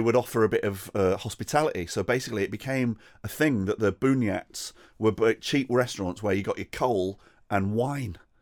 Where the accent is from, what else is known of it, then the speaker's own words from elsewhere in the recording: United Kingdom; as a British person